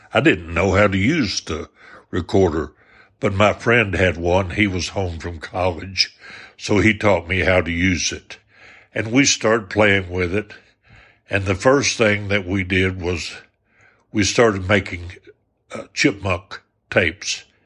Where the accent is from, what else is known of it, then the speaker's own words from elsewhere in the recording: Arkansas, United States; I was from the South, from Arkansas